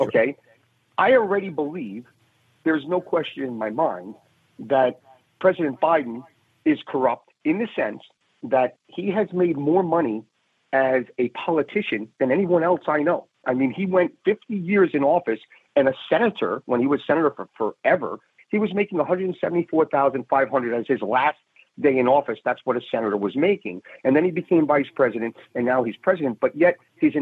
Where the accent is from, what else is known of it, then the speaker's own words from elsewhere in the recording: New York City, New York, United States; a New Yorker that drives in every day